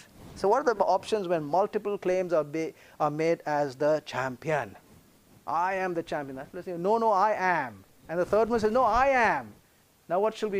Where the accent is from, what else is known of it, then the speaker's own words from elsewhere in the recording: India; I'm from the Indian Peninsula